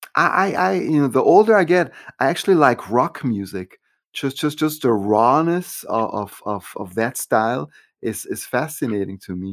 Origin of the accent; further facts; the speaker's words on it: Switzerland; moved away; growing up in Switzerland